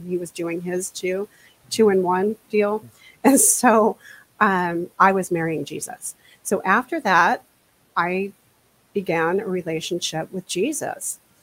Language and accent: English; New Jersey, United States; also born or lived in Washington State; now in Washington, United States; I grew up in New Jersey